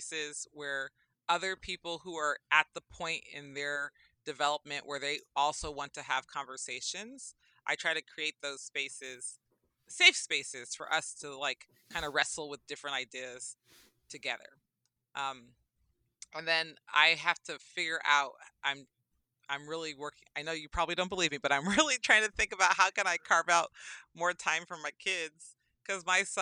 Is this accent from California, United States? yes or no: yes; Berkeley, California, United States; I grew up in Berkeley, California